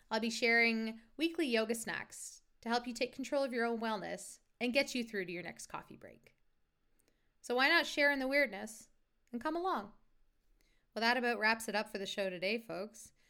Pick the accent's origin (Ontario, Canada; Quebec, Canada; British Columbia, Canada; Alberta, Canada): Ontario, Canada; Toronto; now in Saint John, Canada; I'm originally from Toronto, Ontario, whoop whoop, Toronto, but I'm now residing in St. John, New Brunswick.